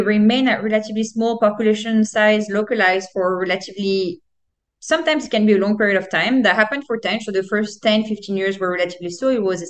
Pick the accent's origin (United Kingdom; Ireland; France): France; now in Canada; I grew up in France.